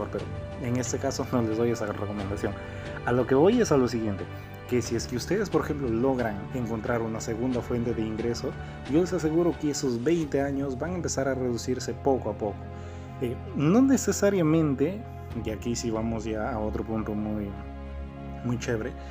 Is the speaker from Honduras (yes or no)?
no; Peru; conocer Machu Picchu porque yo soy de Perú.